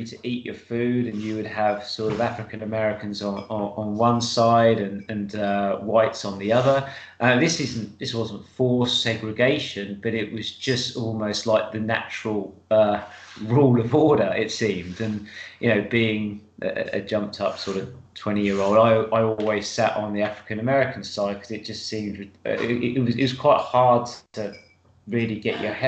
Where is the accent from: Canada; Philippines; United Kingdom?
United Kingdom; being British